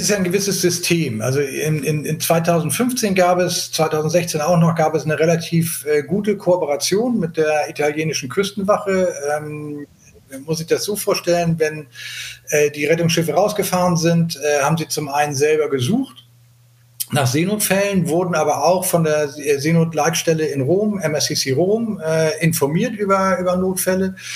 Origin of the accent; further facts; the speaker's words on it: Hamburg, Germany; ich komme aus Hamburg, bin 60 Jahre alt